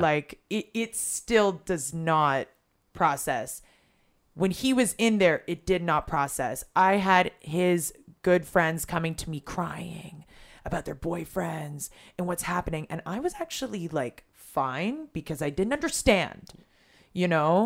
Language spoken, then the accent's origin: English; Toronto, Ontario, Canada; moved away as an adult; now in Israel; I grew up in Toronto